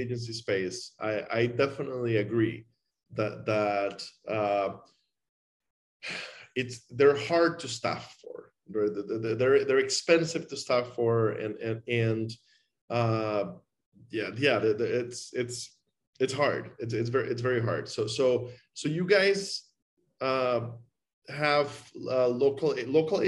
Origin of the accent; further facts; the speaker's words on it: Costa Rica; moved away; I grew up in Latin America